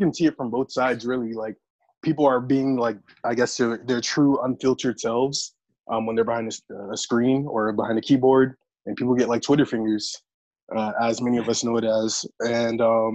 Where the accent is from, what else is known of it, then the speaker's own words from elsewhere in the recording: Miami, Florida, United States; I am from Miami originally. I am Haitian. Well, my family's Haitian. I was born in Miami